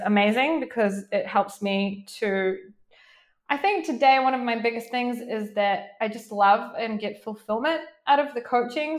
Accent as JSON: {"language": "English", "country": "New Zealand", "tie": "born or raised there", "moved": "yes", "lives_now": "Israel", "said": "I'm originally from New Zealand, um, but mm. I live now in Israel."}